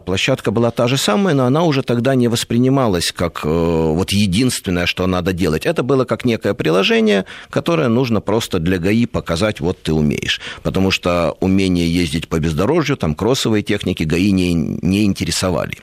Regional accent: Kyiv, Ukraine; moved away; also born or lived in Moscow; я вырос не в Москве, а в Киеве, рядом с мотозаводом.

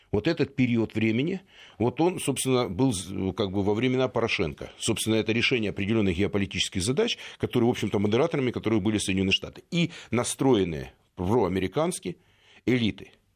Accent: Donetsk, Donetsk Oblast, Ukraine; also born or lived in Kyiv; now in Moscow, Russia; я из Донецка

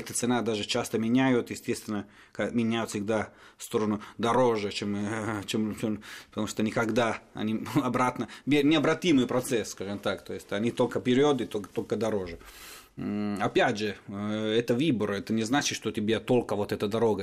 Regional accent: Turin, Piedmont, Italy; Russian is a second language; moved away; из Турина, мой родной город

